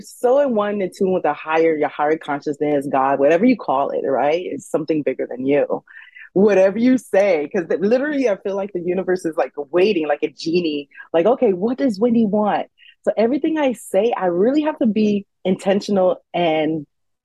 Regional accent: United States; I am Haitian American, so first generation born here

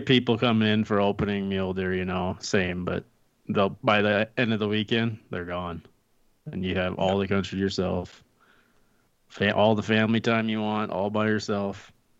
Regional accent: South Dakota, United States; now in Wyoming, United States; I grew up in South Dakota. I grew up hunting mule deer and antelope, but I moved to Wyoming for the mule deer.

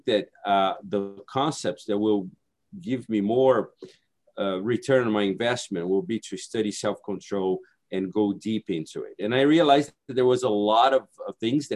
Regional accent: Brazil; English is a second language; moved away as an adult; also born or lived in Hawaii; now in United States; I'm originally from Brazil. I came to Hawaii to get my master's degree

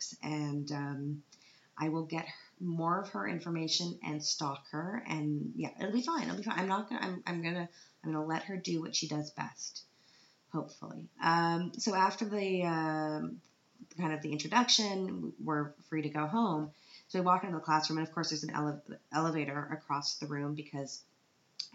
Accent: Canada; now in Vienna, Austria; because I'm Canadian

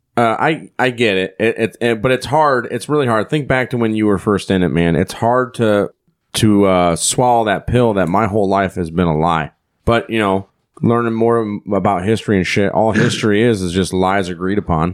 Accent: Iowa, United States; we're from here from Iowa

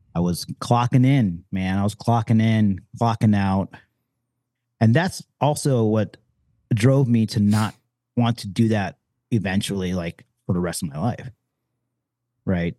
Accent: Detroit, Michigan, United States; I was born and raised in Detroit

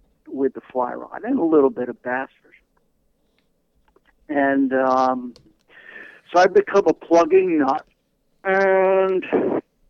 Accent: Port Chester, New York, United States; also born or lived in Greenwich, Connecticut / Sag Harbor, Long Island, New York; I'm originally from Port Chester, New York, and I spent a lot of time in Greenwich, Connecticut

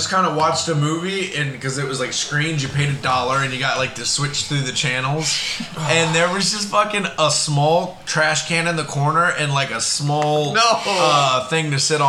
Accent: South Florida, United States; now in Oregon, United States; the area where I grew up in South Florida over the years. The demographic has changed drastically. It's very Hispanic.

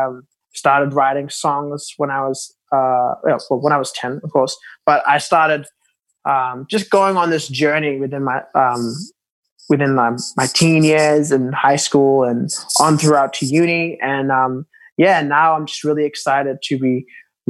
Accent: Papua New Guinea; now in Sydney, Australia; I'm originally from Papua New Guinea. So growing up, being a Melanesian

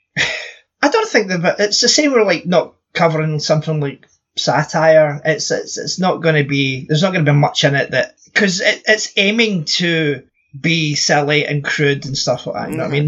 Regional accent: Scotland, United Kingdom; I'm Scottish

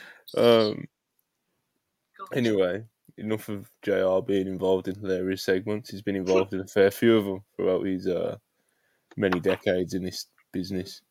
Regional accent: Jamaica; I'm Jamaican

